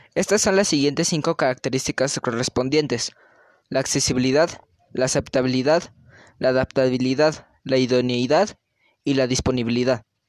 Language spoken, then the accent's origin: Spanish; Mexico; identificarnos como mexicanos